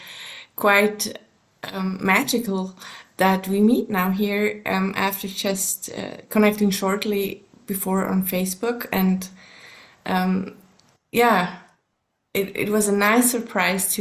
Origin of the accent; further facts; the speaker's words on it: Switzerland; first language German; English is a second language; also born or lived in Colorado, United States; German is my mother tongue, but there's actually the Swiss German is quite different from the High German, so we have to learn that at school as well.